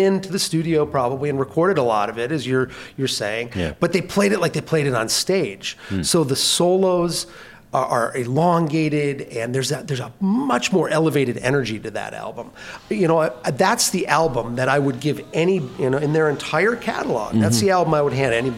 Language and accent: English; Minnesota, United States; also born or lived in California; I moved to Minnesota in 1976 from California, so I grew up on a diet